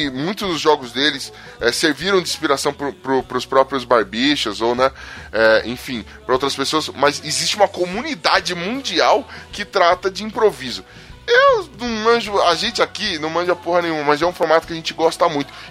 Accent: Paulo Afonso, Bahia, Brazil; na minha cidade natal, Paulo Afonso, sei lá onde é isso, quando alguém vai para Aracaju, o pessoal tem o costume de dizer que foi para o BTN 4. É, BTN é um complexo de bairros de Paulo Afonso

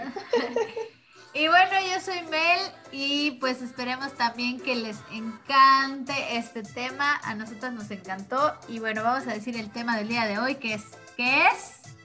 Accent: Mexico

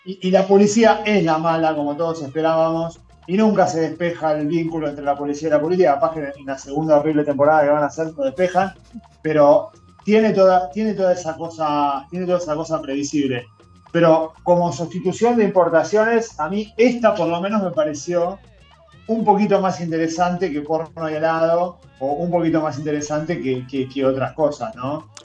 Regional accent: Buenos Aires, Argentina; yo soy profundamente porteño

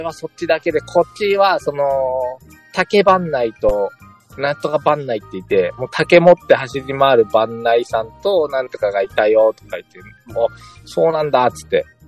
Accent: Shimane, Japan; 私の地元は島根県ですから。

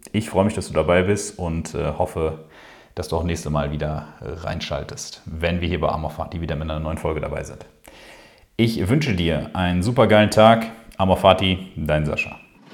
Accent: Ruhr area, North Rhine-Westphalia, Germany; hier bei uns im Ruhrpott

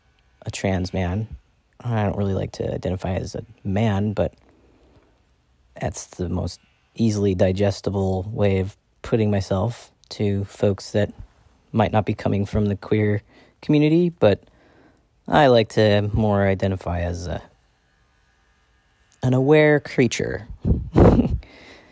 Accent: Ireland; I'm an Irish white person.

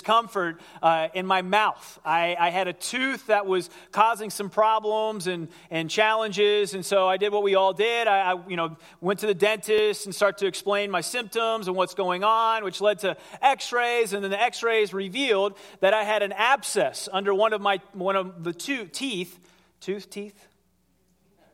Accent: Ohio, United States; I grew up in Ohio

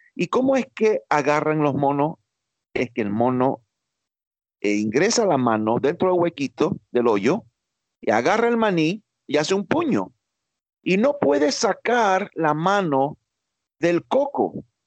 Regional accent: New York, United States; yo nací en Nueva York, criado en Estados Unidos toda mi vida, pero de padres cubanos

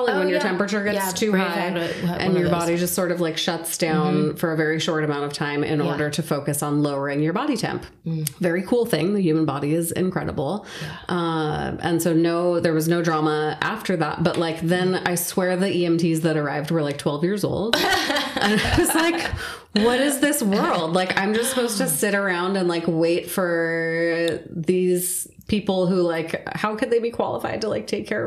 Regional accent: Southern California, United States; also born or lived in Santa Cruz / Seattle; I was born and raised here in Southern California

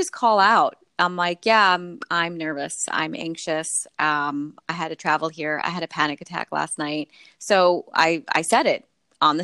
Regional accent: New York City, New York, United States; as a New Yorker

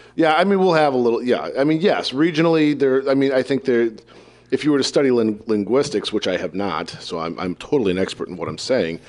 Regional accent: Iowa, United States; I'm from Iowa

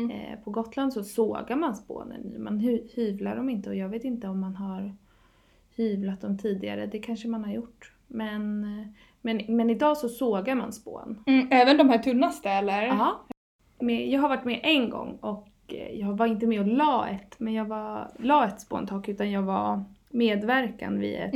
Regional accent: Åland, Finland; nu har jag varit hemma på Åland och tittat mycket på tak och sådär

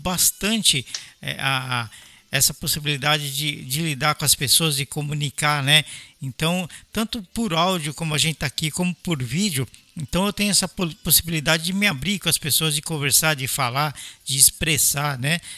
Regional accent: São Paulo, Brazil; also born or lived in Belo Horizonte, Brazil; eu sou paulistano, eu morei por oito anos aí em BH

